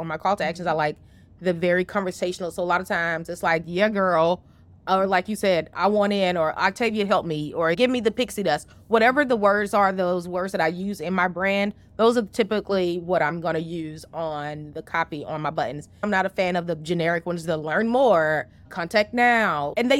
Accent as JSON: {"language": "English", "region": "the South", "country": "United States", "said": "or I say y'all because I'm from the South."}